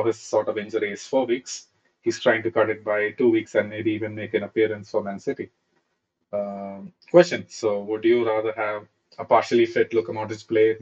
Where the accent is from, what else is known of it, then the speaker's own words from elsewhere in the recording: Thrissur, Kerala, India; I'm right now here in Thrissur, my hometown